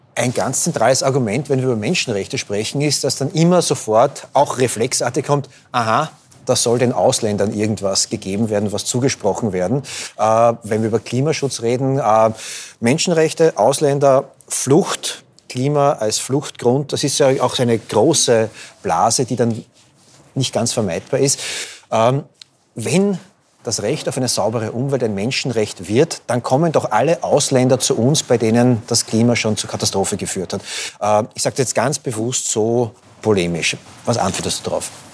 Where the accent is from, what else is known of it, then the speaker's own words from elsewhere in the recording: Austria; als Österreicher